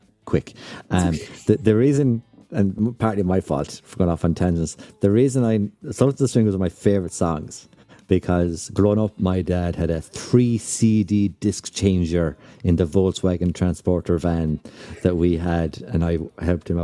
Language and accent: English; near Lahinch, County Clare, Munster, Ireland; I grew up in Lahinch, right? I grew up 10 minutes from Lahinch.